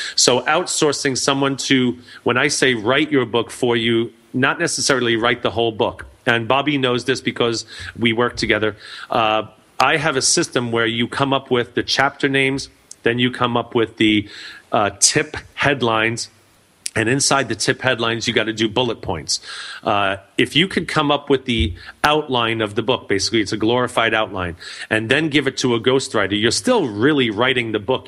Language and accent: English; New York, United States; I'm from New York